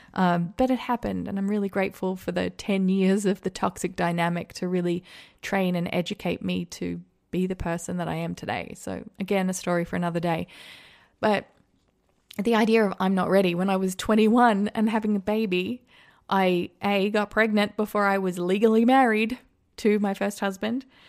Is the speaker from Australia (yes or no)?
yes; Australia; moved away as an adult; now in United States; I grew up in Australia